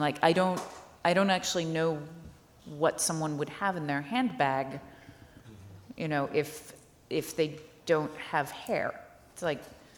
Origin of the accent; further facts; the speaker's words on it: the South, United States; I'm American. I'm from the South